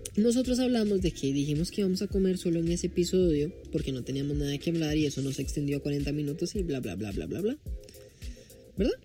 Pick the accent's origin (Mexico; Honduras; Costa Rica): Costa Rica; soy tico. Oh, oh, disculpa por ser tico. Soy tico.